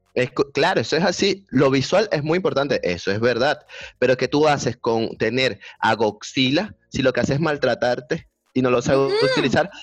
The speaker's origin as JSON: {"language": "Spanish", "area": "Barlovento", "region": "Miranda", "country": "Venezuela", "moved": "yes", "lives_now": "Chile", "said": "soy venezolano, tengo 800 años y represento al estado Miranda"}